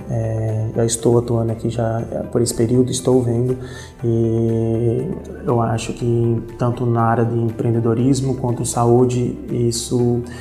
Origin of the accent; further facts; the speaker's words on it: Osvaldo Cruz, São Paulo, Brazil; moved away as an adult; also born or lived in Curitiba; não é que eu saí de Oswaldo Cruz, eu nasci aqui, é, só, só estou é, para fora agora esses 10 anos, só para realmente estudar e sempre minha ideia sempre foi voltar para a região.